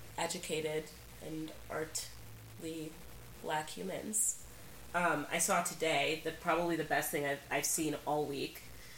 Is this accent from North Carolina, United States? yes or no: no; Cleveland, Ohio, United States; I'm from Cleveland.